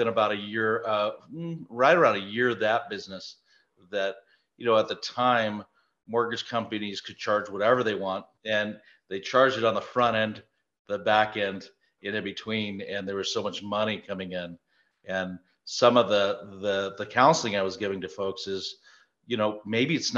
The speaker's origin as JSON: {"language": "English", "town": "Prescott", "region": "Arizona", "country": "United States", "tie": "born or raised there", "said": "We're both from Prescott, Arizona. It is our hometown."}